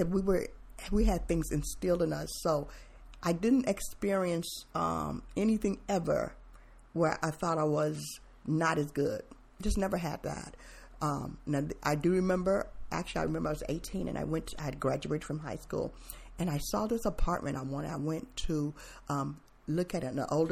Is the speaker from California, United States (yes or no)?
no; Mansfield, Ohio, United States; also born or lived in Germany; now in Tacoma, United States; I was born in Mansfield, Ohio, and I grew up in the, late 60s, 60s on to 70s and on